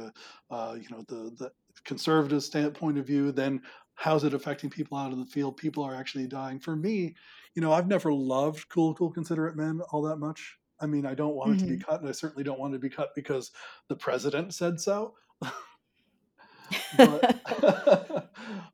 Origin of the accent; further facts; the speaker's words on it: United States; I am an American